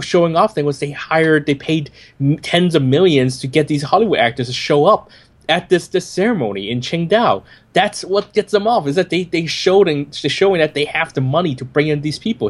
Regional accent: Hong Kong; born or raised there

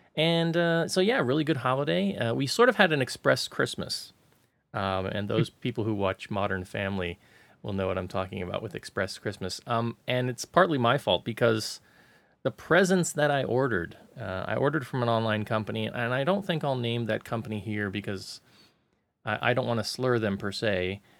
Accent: United States; now in Hong Kong; being an American

